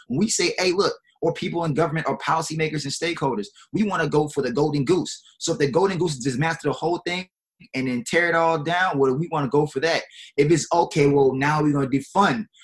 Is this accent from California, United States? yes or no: no; New Orleans, Louisiana, United States; growing up in New Orleans